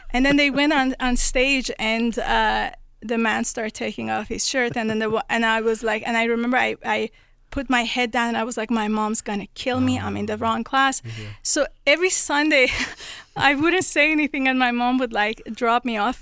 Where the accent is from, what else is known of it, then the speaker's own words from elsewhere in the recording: Tehran, Tehran Province, Iran; moved away; I was born in Tehran, Iran